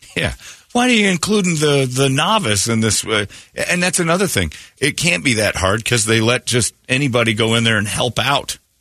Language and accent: English; Indiana, United States; my home state in Indiana